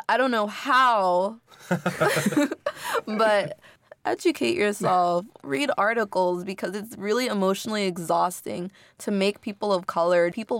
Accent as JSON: {"language": "English", "town": "Inglewood", "region": "California", "country": "United States", "said": "I'm from Inglewood. It's a mostly black and brown city, right?"}